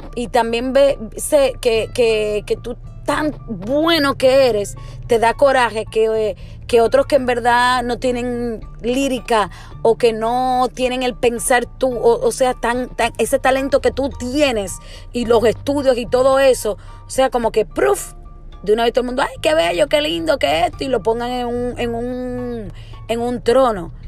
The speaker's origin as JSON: {"language": "Spanish", "country": "Puerto Rico", "moved": "yes", "said": "uno como puertorriqueño o como persona que ha vivido en Puerto Rico"}